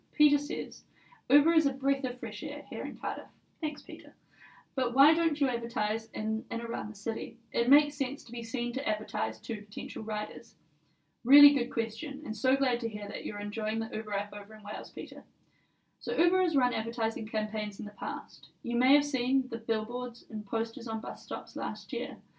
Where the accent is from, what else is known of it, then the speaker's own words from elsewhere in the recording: New Zealand; now in London, United Kingdom; I'm originally from New Zealand